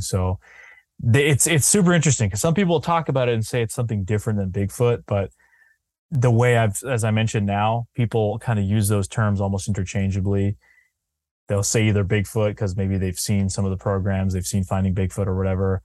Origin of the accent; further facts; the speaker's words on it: New Hampshire, United States; I'm pretty focused in New Hampshire 'cause I'm from here